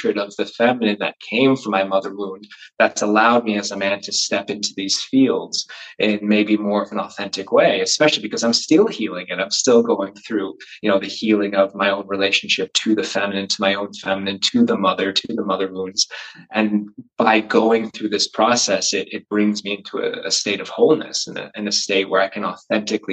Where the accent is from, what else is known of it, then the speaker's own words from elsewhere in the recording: United States; accent: American; moved away as an adult; also born or lived in London; now in Wales, United Kingdom; I just grew up in the States. So that's why I have an American accent now